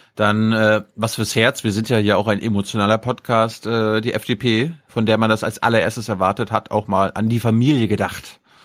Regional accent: the North, Northern Germany, Germany; ich komme ja aus dem Norden

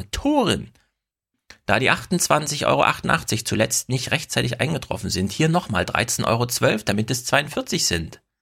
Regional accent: East Germany, Germany; ich komme ja auch aus dem Osten.

